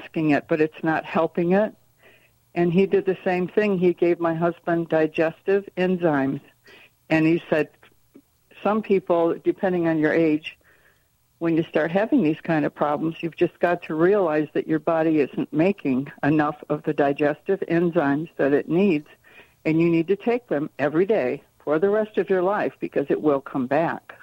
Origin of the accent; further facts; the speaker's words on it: Michigan, United States; I'm from Michigan